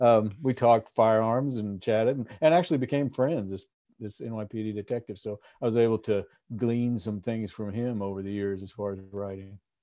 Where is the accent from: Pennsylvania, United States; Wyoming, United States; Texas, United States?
Texas, United States; moved away as an adult; now in Alaska, United States; I'm from Texas